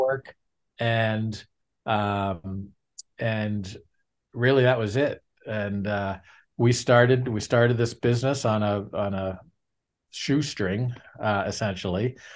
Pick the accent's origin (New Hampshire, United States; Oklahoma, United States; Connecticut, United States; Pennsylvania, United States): New Hampshire, United States; I'm born and raised in New Hampshire